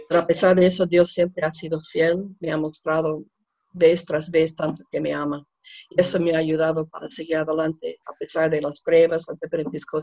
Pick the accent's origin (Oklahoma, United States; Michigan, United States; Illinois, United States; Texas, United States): Oklahoma, United States; accent: gringo; Spanish is a second language; moved away as an adult; now in Bolivia; soy de Oklahoma, en los Estados Unidos